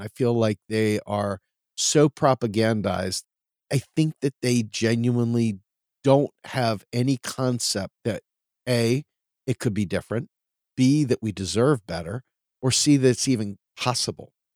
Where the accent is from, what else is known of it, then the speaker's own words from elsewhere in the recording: Washington, District of Columbia, United States; now in Pennsylvania, United States; Growing up in Washington, D C, you're near the hallowed halls of Congress